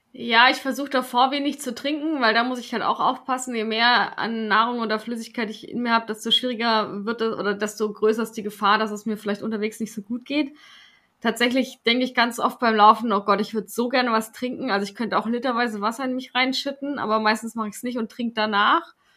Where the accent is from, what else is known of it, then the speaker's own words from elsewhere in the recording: Swabia, Germany; ich bin Schwabe